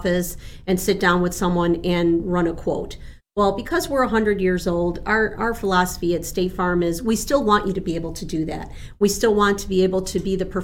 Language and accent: English; Chicago, Illinois, United States; first language Spanish; English is a second language; also born or lived in Buenos Aires, Argentina; I am from the city of Chicago